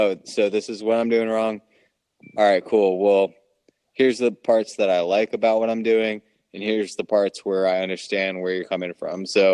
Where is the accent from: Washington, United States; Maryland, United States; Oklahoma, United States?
Maryland, United States; we're from Maryland